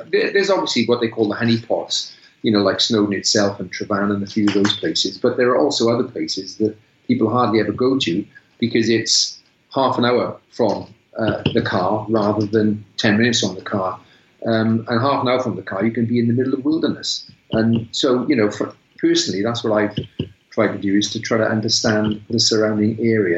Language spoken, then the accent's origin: English; South Wales, United Kingdom; moved away as an adult; also born or lived in Malvern; now in North Wales, United Kingdom; We're both from South Wales